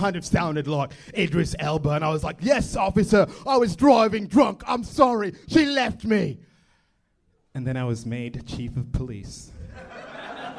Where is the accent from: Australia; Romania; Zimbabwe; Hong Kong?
Zimbabwe; accent: a mix of British and American; moved away; also born or lived in South Los Angeles; I'm from Zimbabwe, which is a British colony